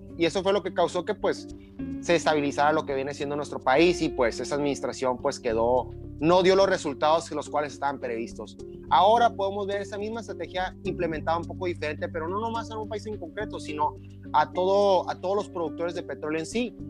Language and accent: Spanish; Mexico; para nosotros como país, como mexicanos